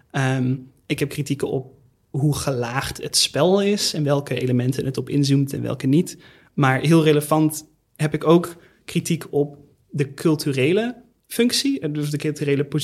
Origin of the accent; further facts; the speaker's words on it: Netherlands; accent: hard G; ik ben misschien een beetje een atypische gast op deze podcast. Ten eerste, ik heb een harde G. Wat doe ik hier?